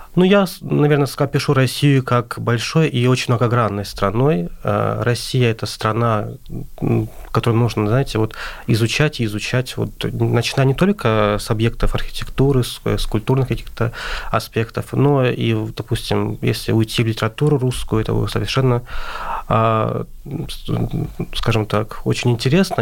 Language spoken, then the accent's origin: Russian; Azerbaijan; moved away as an adult; now in Moscow, Russia